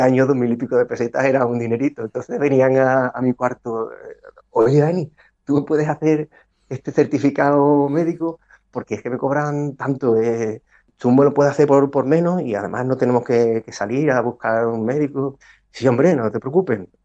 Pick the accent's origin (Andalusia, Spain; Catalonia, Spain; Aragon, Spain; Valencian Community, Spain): Andalusia, Spain; Cádiz; moved away as an adult; also born or lived in Ávila; Yo hice la carrera de, medicina en Cádiz, pero la especialidad la hice en Ávila, eh, no pudiendo coger plaza en mi tierra